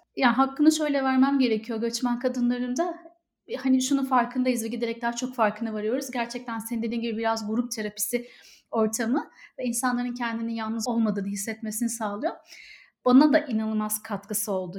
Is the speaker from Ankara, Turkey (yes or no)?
yes; Ankara, Turkey; moved away as an adult; also born or lived in Istanbul; now in Dublin, Ireland; Ankaralıyım ama İstanbul'da çalıştım.